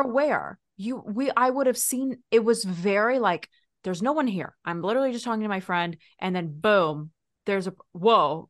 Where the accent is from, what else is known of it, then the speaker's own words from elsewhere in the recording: Texas, United States; now in California, United States; I grew up there